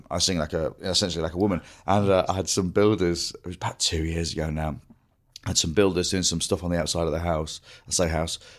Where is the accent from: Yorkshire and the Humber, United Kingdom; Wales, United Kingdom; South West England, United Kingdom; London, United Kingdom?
Yorkshire and the Humber, United Kingdom; Grimsby; accent: Grimsby; So I when I go back to Grimsby, I get ribbed because I don't sound like I'm from Grimsby. My sister has still got a Grimsby accent.